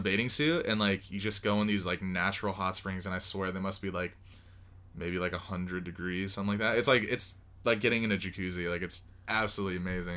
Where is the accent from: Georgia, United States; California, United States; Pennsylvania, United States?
California, United States; Moreno Valley; moved away as an adult; now in Las Vegas, United States; I grew up there my entire life until I was probably twenty-two